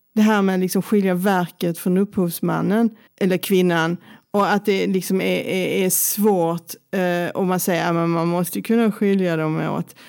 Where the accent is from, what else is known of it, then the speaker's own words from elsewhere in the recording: Helsingborg, Skåne, Sweden; moved away as an adult; also born or lived in Stockholm; now in Lund, Sweden; jag är från Helsingborg